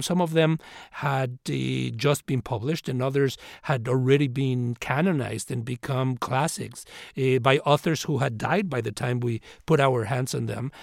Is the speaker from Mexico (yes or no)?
yes; Mexico City, Mexico; now in United States; I grew up in Mexico City and uh, came to this country as an immigrant